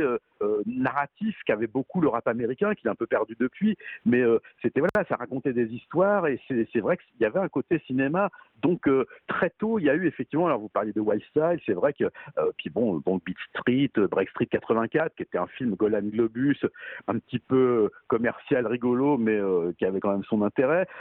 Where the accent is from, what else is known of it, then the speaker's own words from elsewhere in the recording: Paris, Île-de-France, France; je suis parisien, hein, je suis pas banlieusard